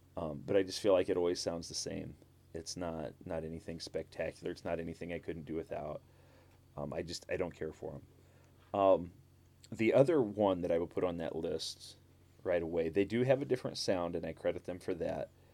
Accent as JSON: {"language": "English", "region": "Southern Illinois", "country": "United States", "tie": "born or raised there", "said": "I grew up in Southern Illinois"}